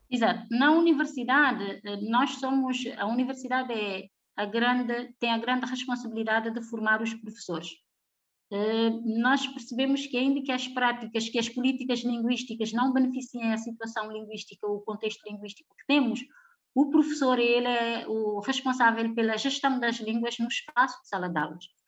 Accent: Cape Verde

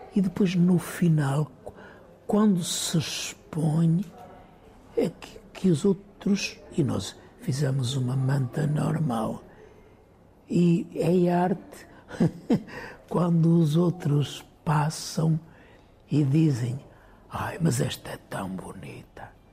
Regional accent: São João do Campo, Norte, Portugal; moved away as an adult; also born or lived in Lisbon; cresci em São João do Campo

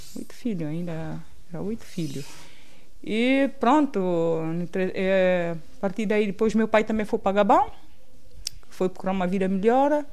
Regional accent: São Tomé & Príncipe; moved away as an adult; also born or lived in Príncipe Island / Gabon / Sesimbra, Portugal / Torres Novas, Portugal; now in Lisbon, Portugal; nasci no Ilha do Príncipe. É assim, no Ilha do Príncipe não lembro quase nada, porque, pronto, os meus pais migraram para Santo Mé

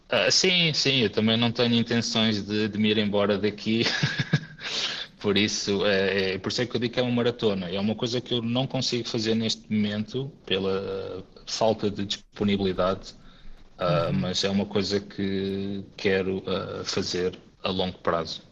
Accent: Amora, Lisbon, Portugal; moved away as an adult; also born or lived in Faro; now in Espoo, Finland; Eu, na verdade, sou natural da Amora, sempre vivi e estudei na Margem Sul e em Lisboa

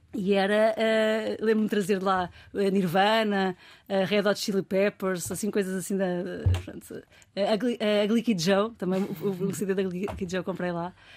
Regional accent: Almada, Setúbal, Portugal; eu sou da Almada

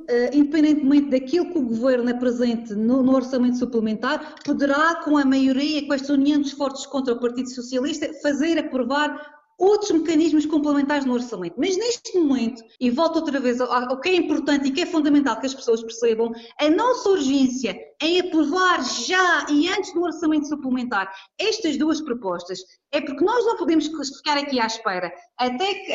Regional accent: Madeira, Portugal; como madeirense

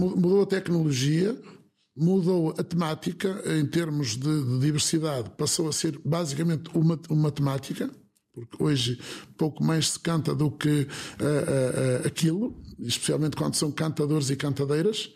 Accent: Viana do Castelo, Norte, Portugal; aqui na minha terra, aqui em Viana, aqui em Vila Nova Danha, nas nossas terras

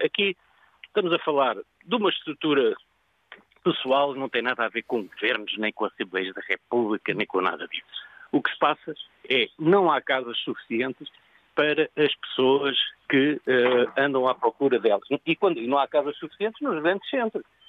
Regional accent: Lisbon, Portugal; moved away as an adult; now in Algarve, Portugal; Eu nasci em Lisboa

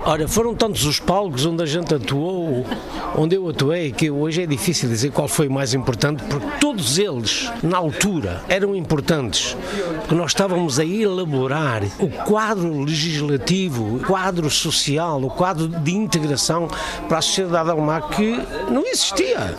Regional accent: Portugal; also born or lived in Brasília, Brazil; now in Germany; só sou português

